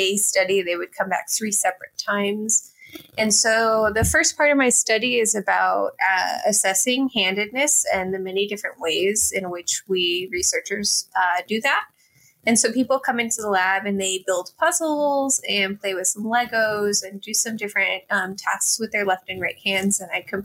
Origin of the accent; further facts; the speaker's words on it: Texas, United States; moved away; also born or lived in Bloomington, Indiana; I am originally from Texas.